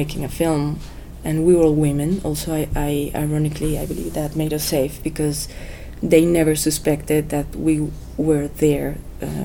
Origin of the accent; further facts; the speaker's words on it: Guanajuato, Mexico; I went to my hometown to shoot the movie because I felt safe in Guanajuato.